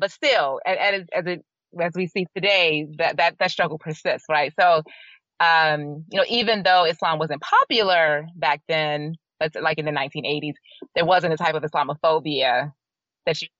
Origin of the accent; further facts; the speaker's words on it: Atlanta, Georgia, United States; also born or lived in Savannah, Georgia; I was born in Savannah, Georgia, but when I was still a baby, they moved back to Atlanta.